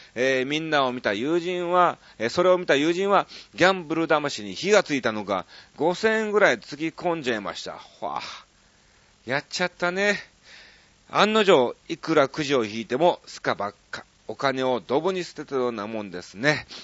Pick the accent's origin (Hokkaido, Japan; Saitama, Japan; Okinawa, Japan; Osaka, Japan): Osaka, Japan; 僕大阪出身ですから